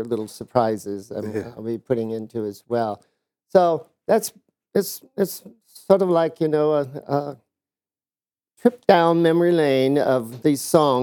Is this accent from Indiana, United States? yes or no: yes; Indiana, United States; moved away; We're from Indiana, a small town